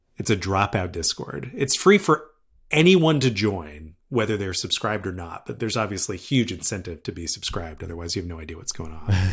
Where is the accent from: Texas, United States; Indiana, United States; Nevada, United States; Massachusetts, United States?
Massachusetts, United States; right outside of Harvard; I grew up right outside of Harvard